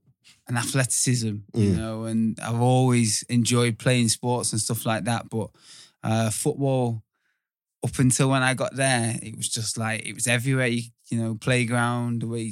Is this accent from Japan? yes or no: no; North West England, United Kingdom; also born or lived in Bath; So, yeah, the story is I got brought to Greater Manchester at the same time my mum got sectioned on a psychiatric unit.